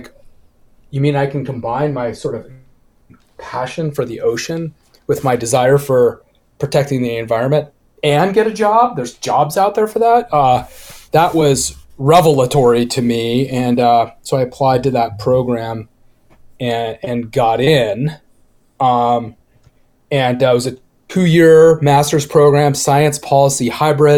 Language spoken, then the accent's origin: English; Laguna Beach, California, United States; I grew up in Southern California in Laguna Beach, which is actually where I am now, and I left and came back